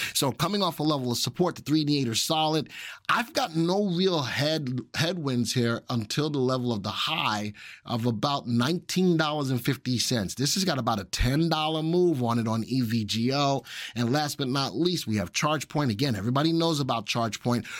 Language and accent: English; New York, United States; in my neck of the woods, I'm from New York.